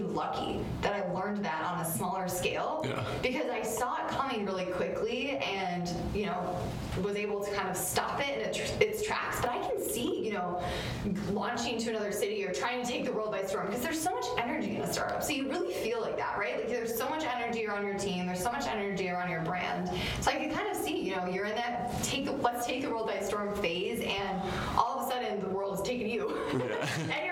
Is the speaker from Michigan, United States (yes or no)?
yes; Detroit, Michigan, United States; now in Chicago, United States; I'm not from here. I'm actually from Detroit, but I feel very connected to the Midwest and to Chicago